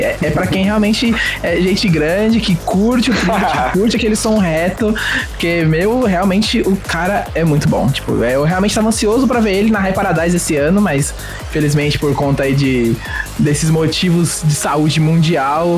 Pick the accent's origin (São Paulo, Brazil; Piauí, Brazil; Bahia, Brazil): São Paulo, Brazil; tenho 24 anos, sou de São Paulo